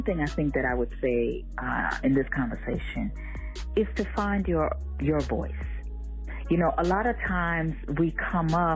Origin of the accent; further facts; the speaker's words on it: New York City, New York, United States; also born or lived in Jamaica; growing up in Brooklyn